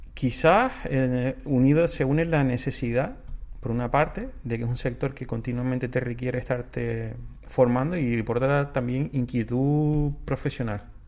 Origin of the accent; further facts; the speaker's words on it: Tenerife, Canary Islands, Spain; soy de Wimar, un pueblito de Tenerife, y siempre he estado en contacto con, con el mar